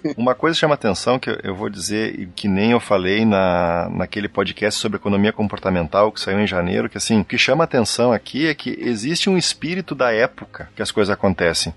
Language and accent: Portuguese; Rio Grande do Sul, Brazil; eu sou do Rio Grande então eu falo piá, né? Eu era gurizão